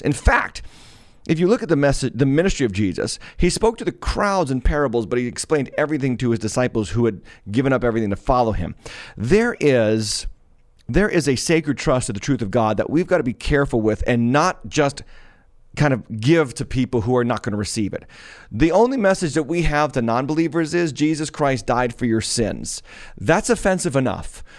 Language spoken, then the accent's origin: English; Massachusetts, United States; out of my home state, in a town called Medford, or a city called Medford, Massachusetts